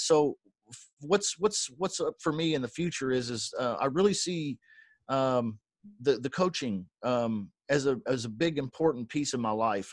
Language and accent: English; Kentucky, United States; I was born in Kentucky